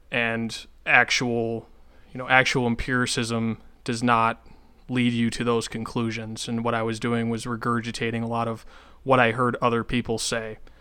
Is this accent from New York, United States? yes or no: yes; Western New York, United States; now in North Dakota, United States; Western New York, where I'm from